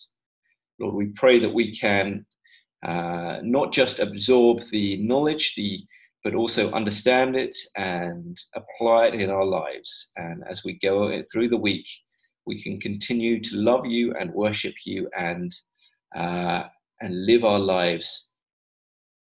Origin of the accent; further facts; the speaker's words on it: London, United Kingdom; when I was a teenager growing up in the Chinese church in London